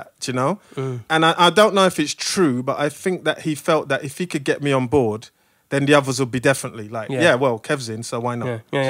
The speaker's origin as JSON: {"language": "English", "region": "London", "country": "United Kingdom", "said": "I'm from London. Yeah."}